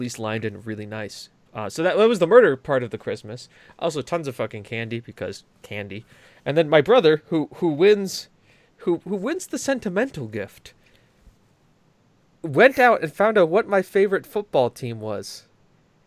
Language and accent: English; England, United Kingdom; I'm English